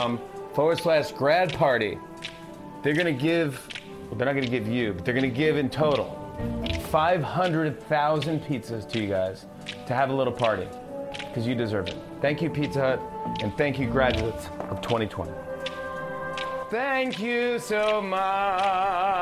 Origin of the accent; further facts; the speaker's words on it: New York, United States; I'm from New York, born and raised in New York